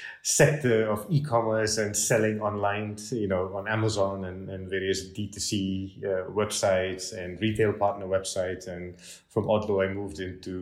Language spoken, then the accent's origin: English; Malaysia; now in Switzerland; Yeah, so I'm actually from Malaysia, as you know, originally